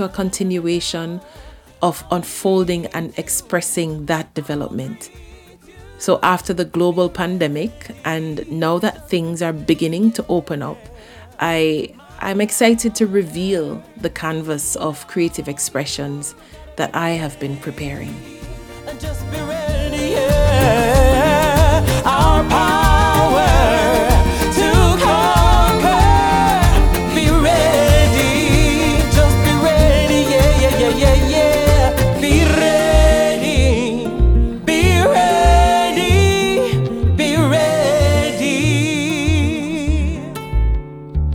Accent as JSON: {"language": "English", "country": "Jamaica", "tie": "born or raised there", "also_born_or_lived": "central Scotland", "moved": "yes", "lives_now": "Scotland", "said": "my years growing up in Jamaica, and my foundation in traditional Jamaican music upbringing"}